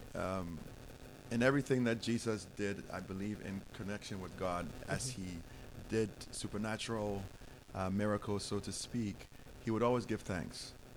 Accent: Ghana; moved away as an adult; now in United States; growing up in Ghana

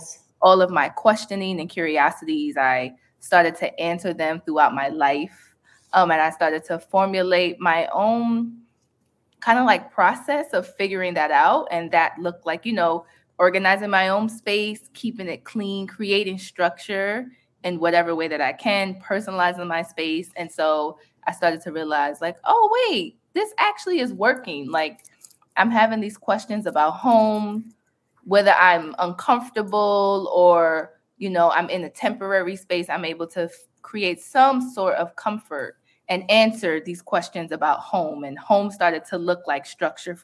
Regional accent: New York City, New York, United States; growing up on Staten Island

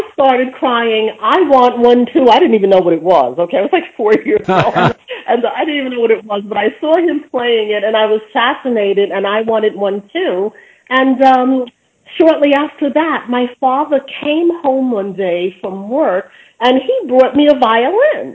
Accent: New York City, New York, United States; I grew up right here in Brooklyn, New York.

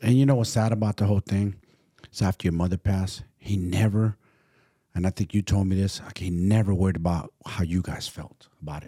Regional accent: San Francisco, California, United States; my hometown, Frisco

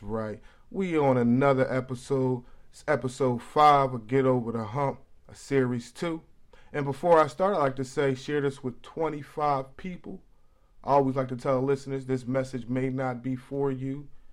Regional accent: Philadelphia, Pennsylvania, United States; also born or lived in Paddington, New Jersey; I'm from West Philly

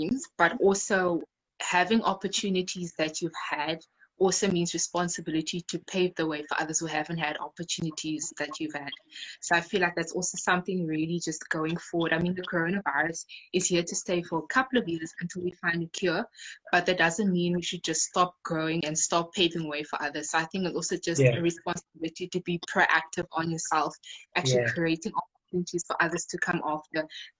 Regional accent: Khayelitsha, Western Cape, South Africa; I'm 22 and I'm from Khayelitsha in the Western Cape.

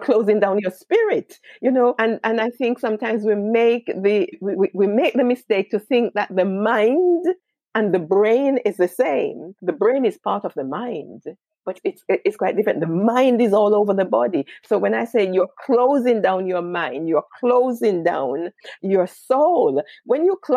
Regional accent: Jamaica; now in United Kingdom; I was born in Jamaica

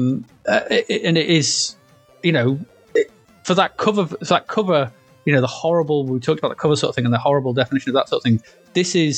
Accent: United Kingdom; we're from Britain

